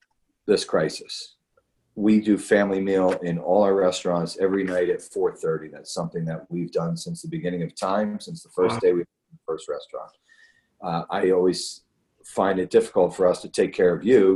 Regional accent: Philadelphia, Pennsylvania, United States; moved away; also born or lived in Texas; I grew up in Philadelphia

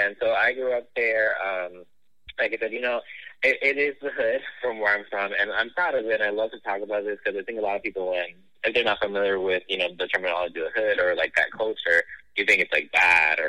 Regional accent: Bridgeport, Connecticut, United States; moved away; I was raised in the city of Bridgeport, Connecticut.

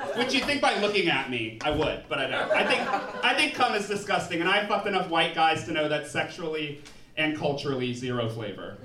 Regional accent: New Orleans, Louisiana, United States; I'm from New Orleans

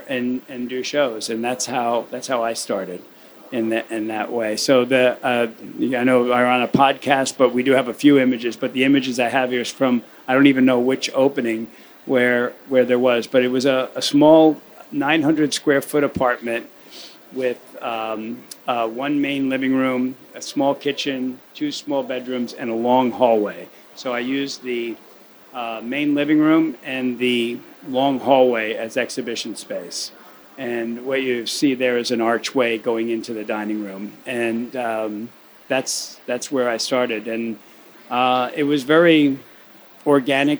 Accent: United States; also born or lived in New York / Miami; I'm American with a German background

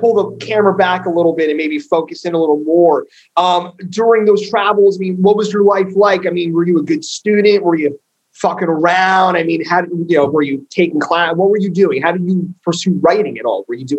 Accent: New Jersey, United States; now in San Francisco, United States; So I grew up in Jersey

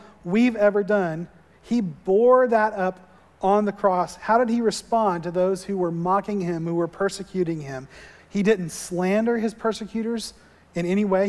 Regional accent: Florida, United States; moved away; growing up in Florida, we didn't see real snow ever

